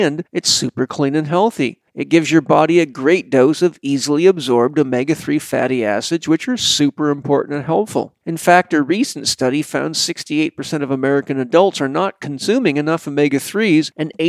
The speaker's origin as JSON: {"language": "English", "area": "Vancouver Island", "region": "British Columbia", "country": "Canada", "tie": "born or raised there", "said": "I grew up on Vancouver Island, British Columbia"}